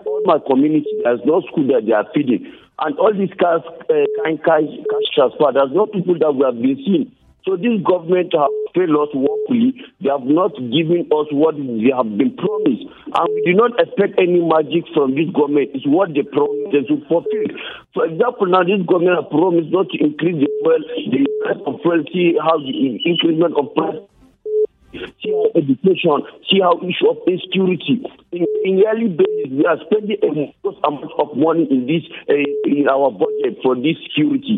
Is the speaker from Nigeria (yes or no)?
yes; Nigeria; we Nigerians